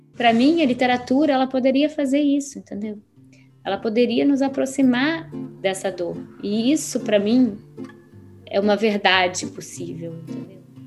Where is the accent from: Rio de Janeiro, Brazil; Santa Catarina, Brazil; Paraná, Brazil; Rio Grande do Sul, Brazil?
Rio de Janeiro, Brazil; moved away as an adult; eu, eu sou do Rio, serei sempre do Rio, mas quando você não mora mais, eu já não moro aqui há nove anos